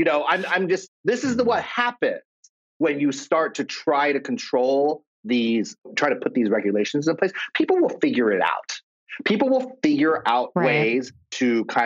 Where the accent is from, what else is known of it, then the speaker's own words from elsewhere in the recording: Kansas, United States; now in Los Angeles, United States; I'm from Kansas originally.